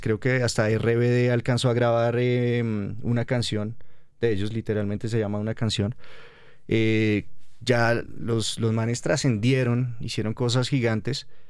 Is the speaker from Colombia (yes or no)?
yes; Colombia; como colombianos